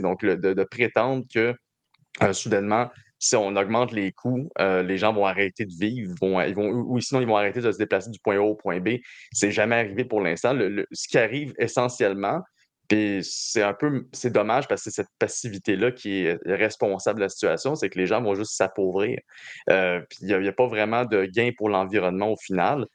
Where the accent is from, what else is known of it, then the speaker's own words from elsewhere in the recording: Laurentides, Quebec, Canada; je viens des Laurentides à la base